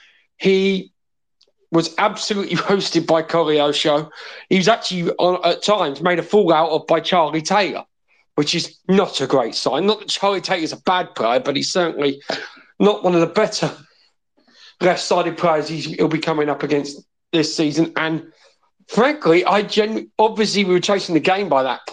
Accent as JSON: {"language": "English", "region": "Wales", "country": "United Kingdom", "said": "as a Welshman"}